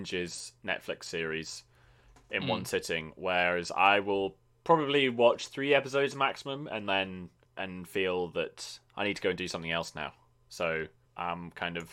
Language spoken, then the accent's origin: English; United Kingdom; I'm British.